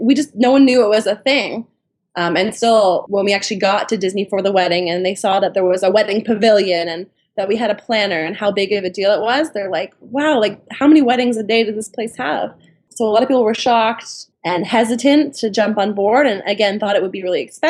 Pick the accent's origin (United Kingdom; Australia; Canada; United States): Canada; Toronto, Ontario; We're from Toronto, Canada